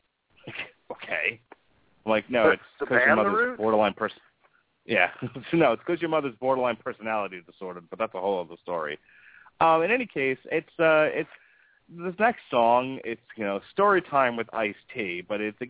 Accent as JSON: {"language": "English", "region": "New York", "country": "United States", "tie": "born or raised there", "moved": "yes", "lives_now": "Florida, United States", "said": "where I grew up in New York"}